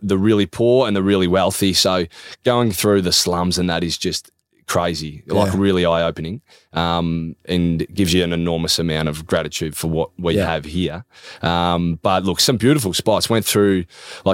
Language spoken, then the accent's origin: English; Leongatha, Victoria, Australia; moved away; I grew up in South Gippsland, a little place called Langatha